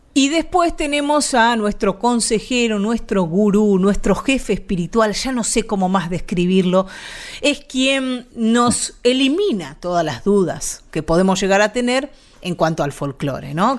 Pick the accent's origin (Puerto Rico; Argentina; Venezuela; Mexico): Argentina; estos cocoliches que somos los argentinos